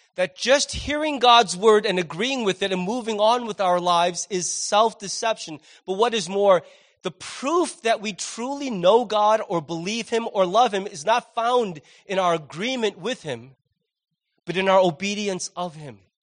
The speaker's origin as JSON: {"language": "English", "country": "United States", "said": "as an American"}